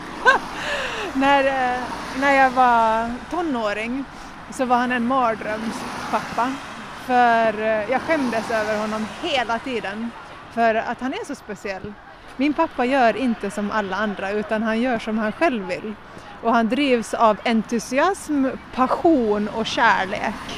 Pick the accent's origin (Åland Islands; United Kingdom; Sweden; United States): Åland Islands; Jomala; Jag är från Åland, från Jomala